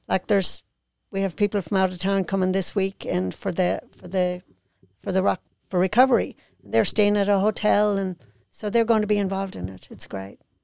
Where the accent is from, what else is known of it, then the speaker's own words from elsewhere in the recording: Ireland; now in Mississippi, United States; I'm from Ireland